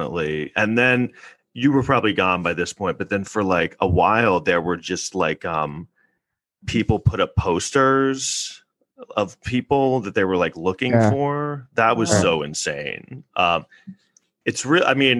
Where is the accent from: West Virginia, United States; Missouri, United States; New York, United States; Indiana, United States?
New York, United States; New York City; born or raised there